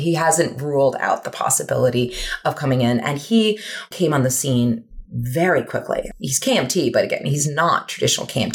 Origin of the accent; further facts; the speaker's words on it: United States; as an American